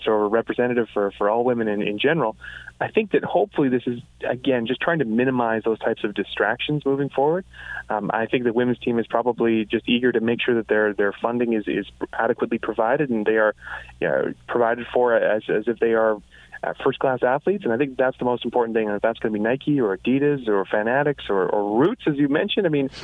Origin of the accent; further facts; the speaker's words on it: Canada; us as Canadian sports fans